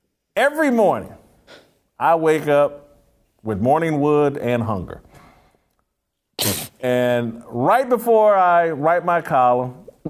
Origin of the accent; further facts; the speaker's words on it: Indianapolis, Indiana, United States; I'm from Indianapolis and from Indiana.